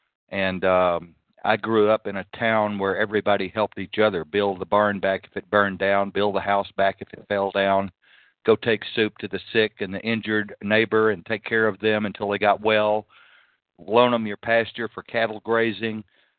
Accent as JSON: {"language": "English", "country": "Canada", "lives_now": "United States", "said": "I'll just stick with the U.S. because I'm here most of the time. Sometimes I'm Canada, but I'm from Canada back here."}